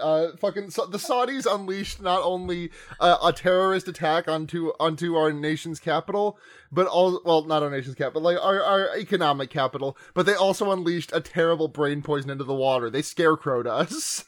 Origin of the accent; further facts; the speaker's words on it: US East Coast, United States; accent: American; also born or lived in California; I was born out in California, and my family moved out here to the other coast when I was about uh, five or six.